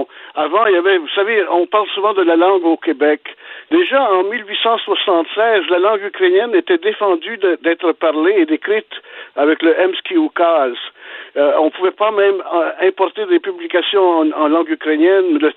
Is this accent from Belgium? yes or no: yes; Belgium; now in Canada; Je suis né en Belgique